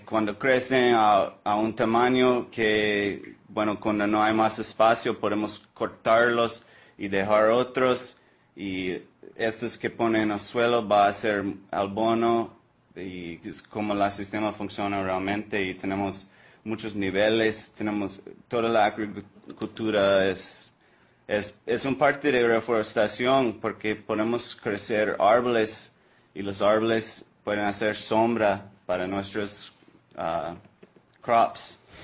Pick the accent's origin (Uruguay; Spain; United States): United States; Florida; Spanish is a second language; also born or lived in Oregon; now in Costa Rica; yo nací en la Florida, una isla tropical